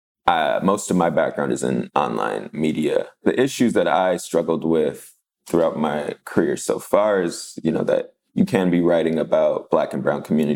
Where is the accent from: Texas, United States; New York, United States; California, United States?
California, United States; Los Angeles; I grew up in Wilmington in the Harbor City area of Los Angeles